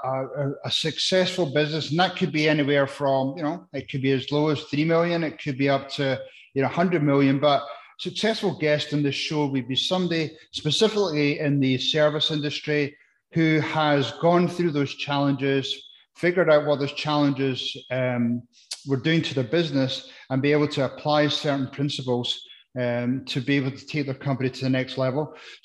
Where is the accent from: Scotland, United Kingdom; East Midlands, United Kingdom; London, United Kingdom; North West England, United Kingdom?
Scotland, United Kingdom; now in United States; So, I came across the States from Scotland, and I didn't really have much going on, but I've now built myself a great life by working my way through the challenges